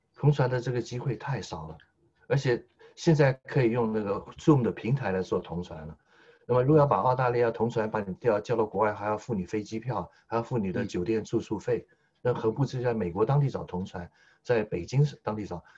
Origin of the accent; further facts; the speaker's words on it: Taiwan; now in Australia; 我先父呢是黑龙江七七哈尔出生，哈尔滨长大，先母是吉林省柳河县长大， 两位东北人在台湾与介生下我们这一代的外省人第二代